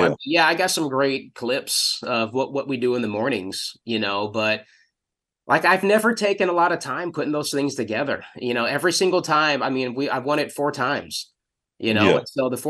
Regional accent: El Paso, Texas, United States; Buzz Adams and the KLAQ morning show growing up in El Paso.

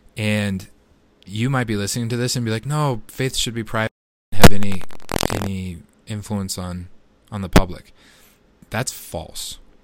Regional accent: United States; as an American citizen

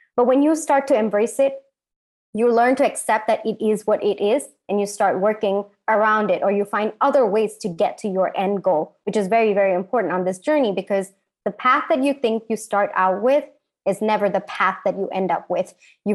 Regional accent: India; especially for me as an Indian woman.

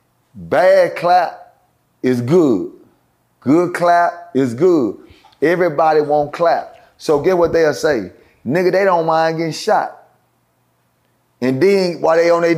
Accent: Dallas, Texas, United States; I'm speaking from Dallas because it's where I'm from

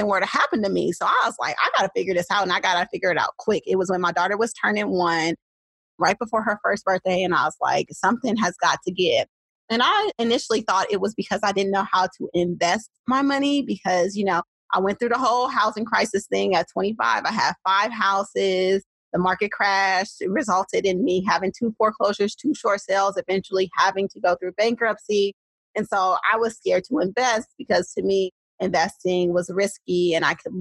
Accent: Oakland, California, United States; accent: Oakland; I'm a true Oakland girl through and through. And if you can't tell by the way that I speak, even though I have several master's degrees, it has not been able to shake the Oakland out of me.

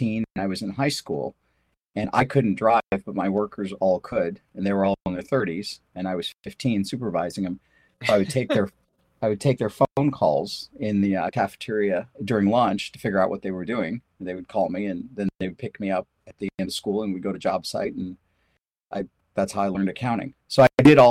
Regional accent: St. Louis, Missouri, United States; English is a second language; also born or lived in India; I was born in India. We moved to basically St. Louis City when I was probably like 9

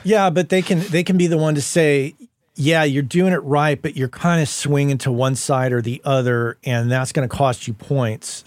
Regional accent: Las Cruces, New Mexico, United States; moved away as an adult; also born or lived in San Francisco; Las Cruces, where we grew up in New Mexico

